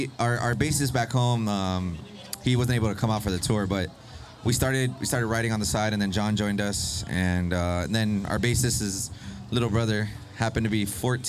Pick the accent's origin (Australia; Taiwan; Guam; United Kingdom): Guam; Yeah, we're all from Guam.